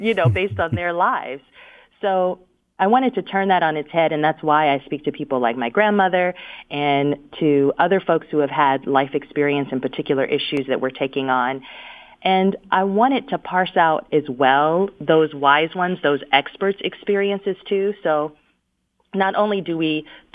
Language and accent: English; Detroit, Michigan, United States; moved away as an adult; also born or lived in San Francisco Bay Area; my hometown, Detroit, because, you know, being born and raised there